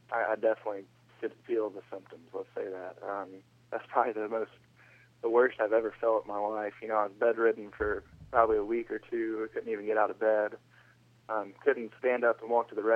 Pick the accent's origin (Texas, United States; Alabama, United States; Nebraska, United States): Alabama, United States; Huntsville; growing up in Alabama